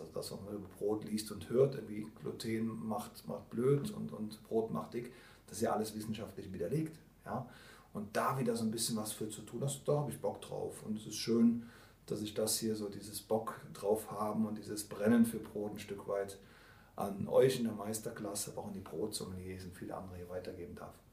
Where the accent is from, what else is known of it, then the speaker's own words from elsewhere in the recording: Rhineland, Germany; Bin Rheinländer